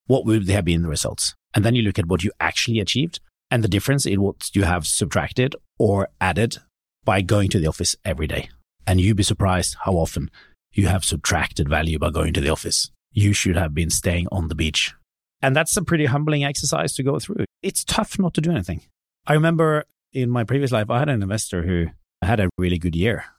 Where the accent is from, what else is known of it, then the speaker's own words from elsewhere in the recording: Norway; my hometown in Norway where I grew up